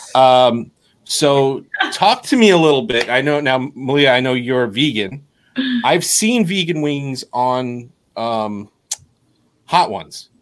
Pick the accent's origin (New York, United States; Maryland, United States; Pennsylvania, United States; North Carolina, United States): New York, United States; we're from New York